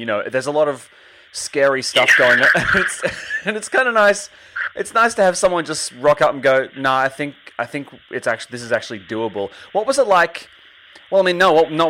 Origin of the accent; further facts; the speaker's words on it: Australia; I'm from Australia